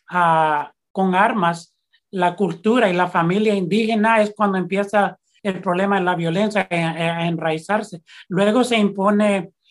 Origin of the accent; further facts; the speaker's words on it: El Salvador; historia de nosotros es la historia de lo que hemos sobrevivido, lo que hemos, por lo que hemos pasado como salvadoreños